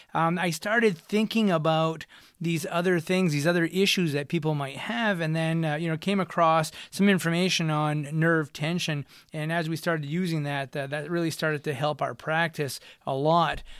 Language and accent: English; United States; accent: Franco-American; first language French; English is a second language; I am Franco-American, and my first language was French, and, uh, it switched over to English pretty quickly once I hit the school systems